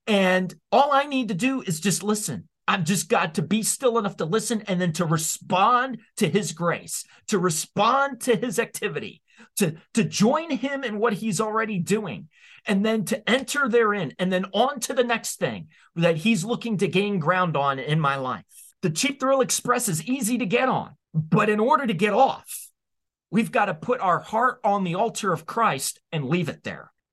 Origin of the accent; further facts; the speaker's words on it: United States; as American citizens